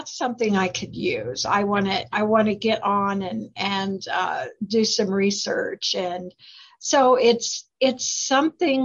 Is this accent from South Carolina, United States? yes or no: no; Kansas, United States; moved away as an adult; also born or lived in Branson, Missouri / Arkansas; I was born and raised in Kansas